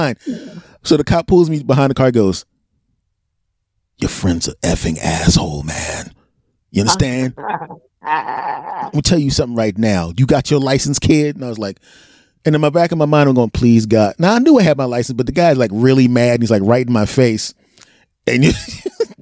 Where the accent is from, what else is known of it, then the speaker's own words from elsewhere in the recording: Philadelphia, Pennsylvania, United States; I grew up in West Philly